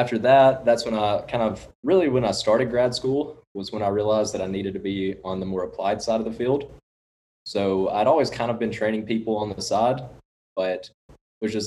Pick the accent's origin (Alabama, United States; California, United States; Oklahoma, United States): Alabama, United States; Florence; also born or lived in Mississippi / Memphis; I'm from the Florence, Alabama area